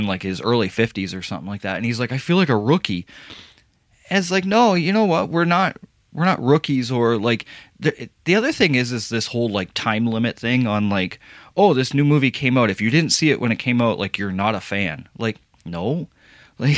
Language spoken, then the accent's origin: English; Windsor, Ontario, Canada; born or raised there